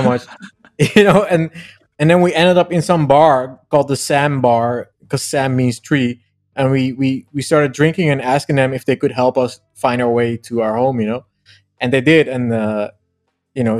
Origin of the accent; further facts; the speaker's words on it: Netherlands; also born or lived in Amsterdam; I'm originally from Holland. Amsterdam, kind of. I wasn't born there, but I lived there a lot.